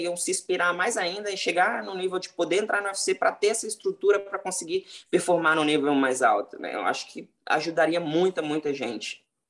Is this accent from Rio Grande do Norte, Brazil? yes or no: yes; Mossoró, Rio Grande do Norte, Brazil; also born or lived in Natal, Brazil / Rio de Janeiro, Brazil; now in Las Vegas, United States; Eu, tipo, saí lá de Mossoró, cidade lá no interior do Rio Grande do Norte, fui morar em Natal